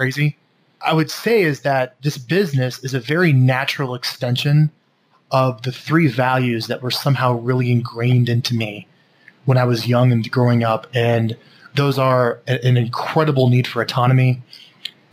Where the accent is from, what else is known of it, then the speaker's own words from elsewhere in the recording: Omaha, Nebraska, United States; I grew up in Omaha, Nebraska, in a very middle-class family